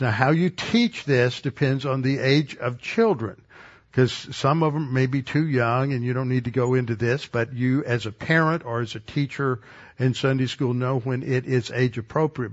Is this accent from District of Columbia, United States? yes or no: no; Texas, United States; as a Texan